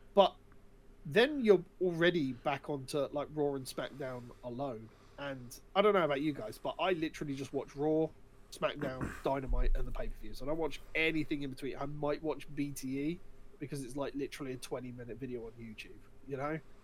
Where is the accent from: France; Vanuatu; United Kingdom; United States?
United Kingdom; we're British individuals